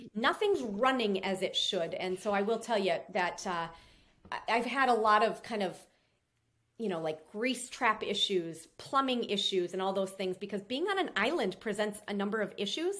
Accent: Minnesota, United States; now in Florida, United States; I'm from Minnesota

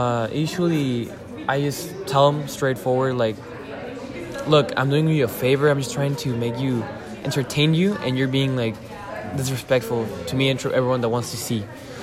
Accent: San Diego, California, United States; born there; I am from San Diego, California, right now. And I live here, so, yeah.

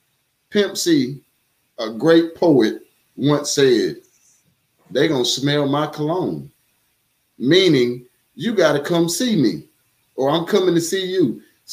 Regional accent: South Carolina, United States; born or raised there

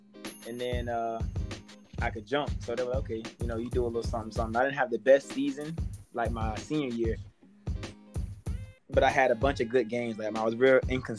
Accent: Wakulla, Florida, United States; also born or lived in Miami; growing up in Wakulla, it's predominantly, you know, a Caucasian population

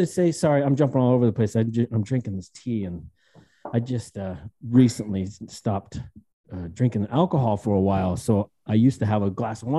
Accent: Utah, United States; I'm from Utah

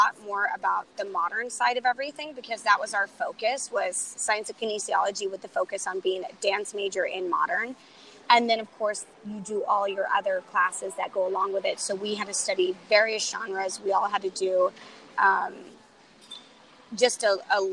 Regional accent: Mount Vernon, United States; I grew up in a small town in Mount Vernon where dance was just the thing that everyone was put into

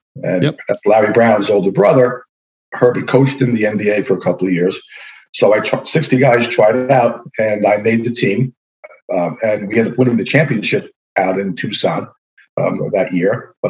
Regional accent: Spain; born there; I was born in Spain, so I had a chance to play, even though I wasn't a Spanish citizen, the chance to play there.

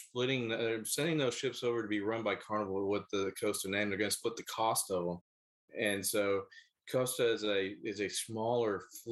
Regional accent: Philippines; Well, I'm not Italian. I'm Filipino.

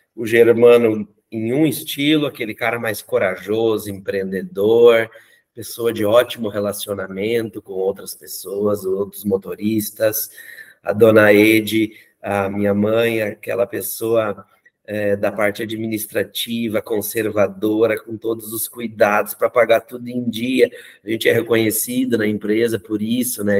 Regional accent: interior of Rio Grande do Sul, Brazil; moved away as an adult; also born or lived in Canoas / São Paulo; Eu sou do interior do Rio Grande do Sul

